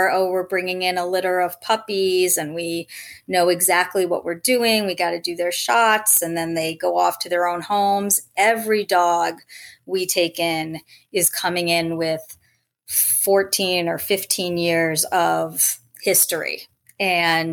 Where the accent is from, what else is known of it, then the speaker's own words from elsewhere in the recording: Rhode Island, United States; moved away as an adult; also born or lived in Los Angeles; I grew up in Rhode Island, had dogs growing up, ended up as an adult moving out to Los Angeles